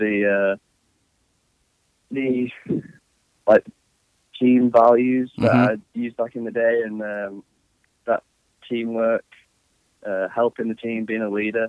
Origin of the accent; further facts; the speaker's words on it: England, United Kingdom; moved away as an adult; now in United States; I grew up in England